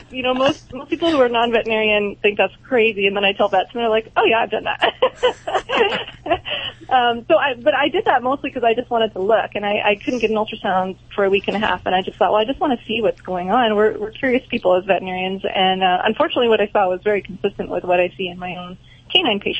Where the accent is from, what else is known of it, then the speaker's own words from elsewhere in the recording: Canada; now in United States; Yeah, yeah. I'm Canadian. I work in Florida now, but at the time I was in I was in mm-hmm. Canada.